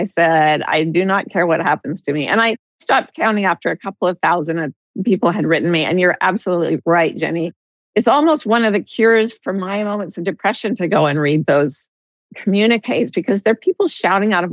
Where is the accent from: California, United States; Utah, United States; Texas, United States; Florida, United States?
Utah, United States; moved away; I was growing up in Utah